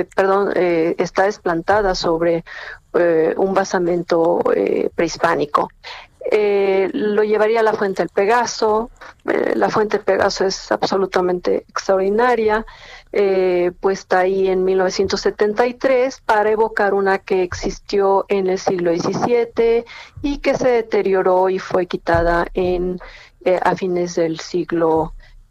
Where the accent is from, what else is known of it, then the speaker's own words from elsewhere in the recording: Mexico; uno como mexicano cree que nuestro zócalo es, es bellísimo